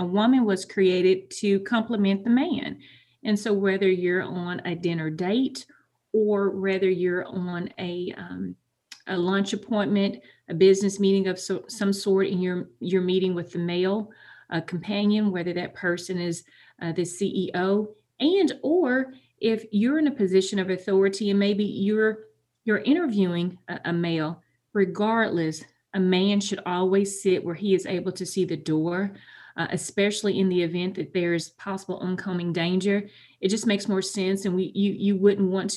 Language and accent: English; Huntsville, Alabama, United States; I am a Huntsville native, was born and raised in North Huntsville